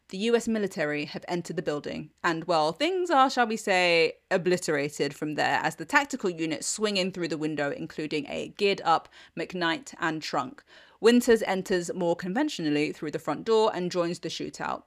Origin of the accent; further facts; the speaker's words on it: United Kingdom; I'm British